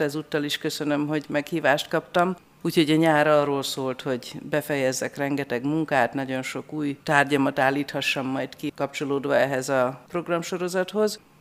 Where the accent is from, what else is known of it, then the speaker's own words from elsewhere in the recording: Besenyőtelek, Heves, Hungary; Szülőfalunkban besenyőtelken